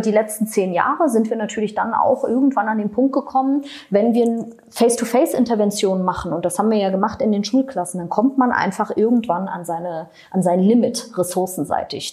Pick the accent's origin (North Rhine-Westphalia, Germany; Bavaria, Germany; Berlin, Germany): Berlin, Germany; ich komme aus Berlin, das rutscht dann so raus